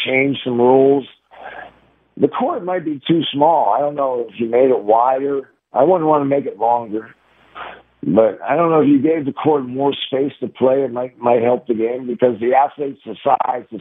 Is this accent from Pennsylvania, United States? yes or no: yes; Pittsburgh, Pennsylvania, United States; my hometown school, University of Pittsburgh